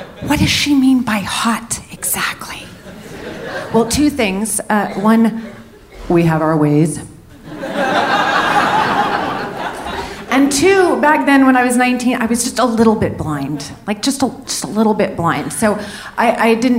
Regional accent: San Francisco, California, United States; also born or lived in New Orleans / New York; now in Denver, United States; I grew up in San Francisco with my mother

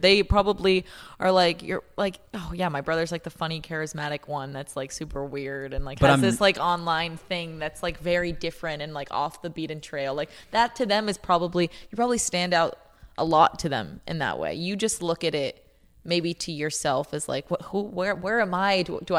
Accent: Canada; I'm from Canada

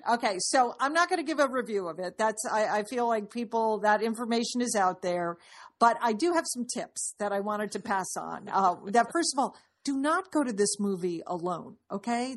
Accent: Dallas, Texas, United States; I'm from Dallas

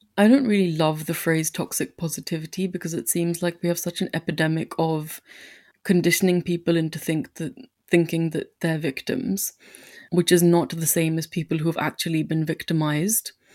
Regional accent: India; moved away; I'm an immigrant or that I'm Indian

